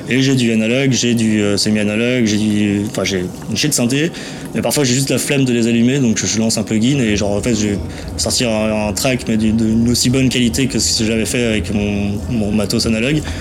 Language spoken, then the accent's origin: French; Geneva, Switzerland; born there; je suis espagnol de base, je suis né là, à Genève, mais je suis espagnol, je me suis jamais vraiment senti suisse